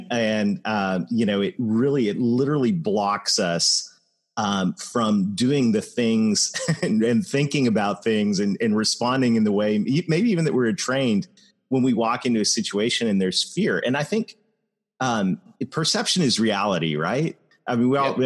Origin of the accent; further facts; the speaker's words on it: Canada; I am Canadian